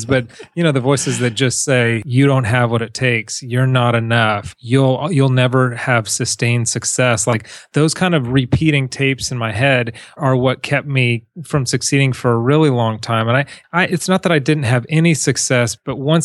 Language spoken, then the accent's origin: English; Huntington Beach, California, United States; also born or lived in South America; I grew up in Huntington Beach